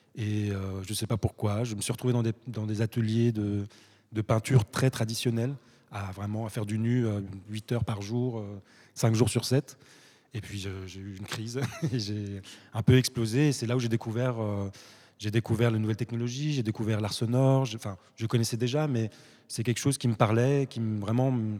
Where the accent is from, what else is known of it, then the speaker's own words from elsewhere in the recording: France; moved away as an adult; also born or lived in Morocco; now in Brussels, Belgium; je suis né au Maroc, je suis allé très très jeune en France où j'ai fait mes études, j'ai grandi